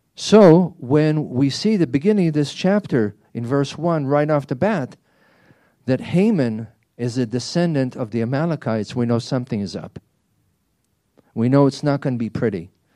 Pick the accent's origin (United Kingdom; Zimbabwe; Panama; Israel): Israel; moved away; as a child growing up in Israel